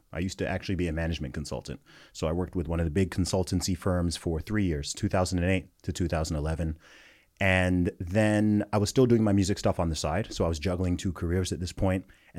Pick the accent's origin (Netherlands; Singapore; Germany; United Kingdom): United Kingdom; also born or lived in United States; So I'm British, but yeah, I went to an American school for a while. I went to both the American and British school systems.